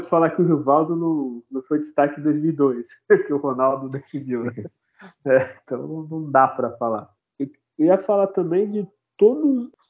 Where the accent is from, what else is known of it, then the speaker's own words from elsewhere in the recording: Santos, São Paulo, Brazil; born there; E, e digo mais, eu, eu ainda nasci em Santos, talvez eu seria Santista.